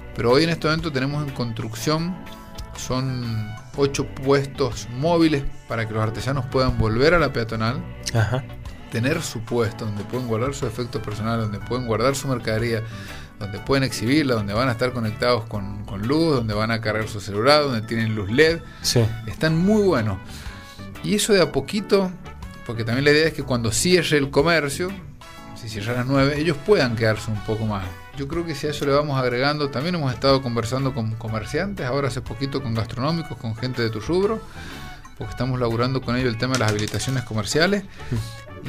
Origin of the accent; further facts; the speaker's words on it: San Juan, Argentina; also born or lived in Córdoba / United States; yo soy muy sanjuanino